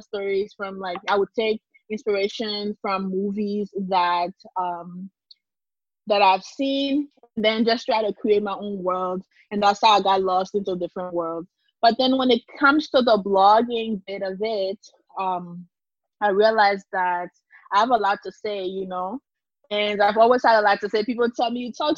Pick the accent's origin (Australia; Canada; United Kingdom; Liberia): Liberia; also born or lived in Monrovia, Liberia / Nimba, Liberia; I grew up in Liberia, and I not only grew up in Liberia, but I grew up between Monrovia and Nimba.